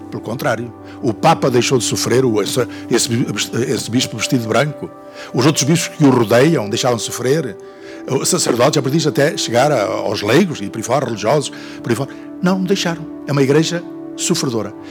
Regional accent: Angra do Heroísmo, Azores, Portugal; da Diocese de onde eu venho, de Angra

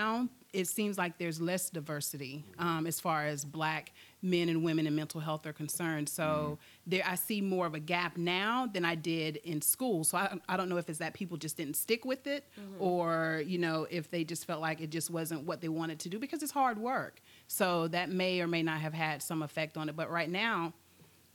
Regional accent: Wauchula, Florida, United States; also born or lived in Virginia; now in Lakeland, United States; I am originally from Hardy County, Florida, Wauchula. Country girl, Wauchula. Born and raised, and I'm currently residing in Lakeland.

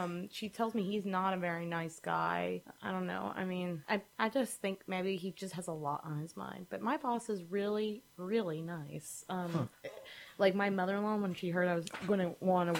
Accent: Friendswood, Texas, United States; I come from Dysfunction Junction, Texas

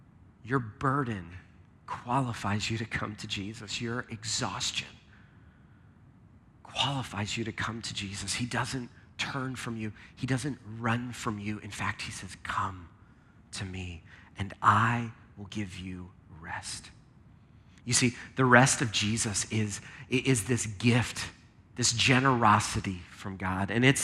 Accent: Lancaster, Pennsylvania, United States; Now, I grew up in Lancaster, which is where there's tons of farms in Lancaster.

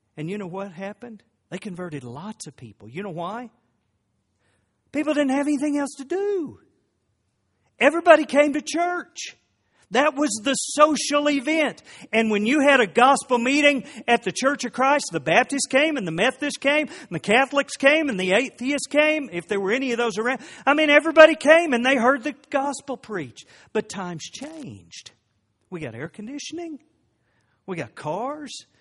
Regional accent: Oklahoma, United States; I grew up in Oklahoma

